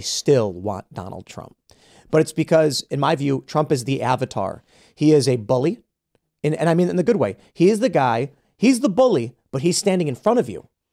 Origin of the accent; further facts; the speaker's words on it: Chicago, Illinois, United States; I grew up in Chicago as a Chicago urban liberal